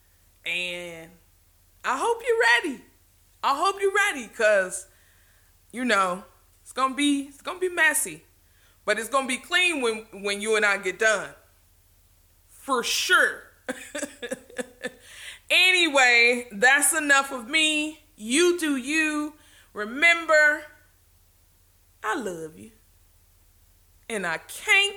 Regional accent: the South, Southern United States, United States; accent: Southern; I'm a little bit Southern, so there may be some things that I say that you really don't understand

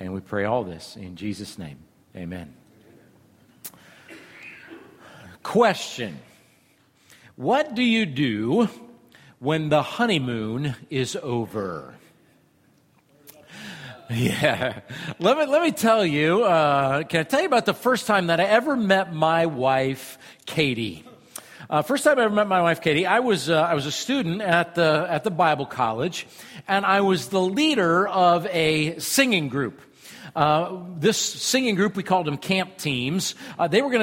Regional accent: Iowa, United States; I'm from Iowa

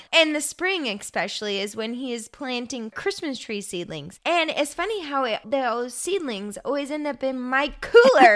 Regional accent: Hermiston, Oregon, United States; also born or lived in Hood River; I grew up in Hermiston

